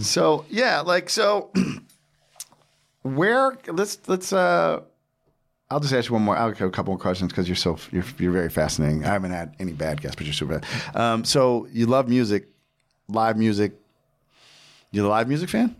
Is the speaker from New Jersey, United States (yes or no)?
yes; Jersey Shore, New Jersey, United States; I'm from the Jersey Shore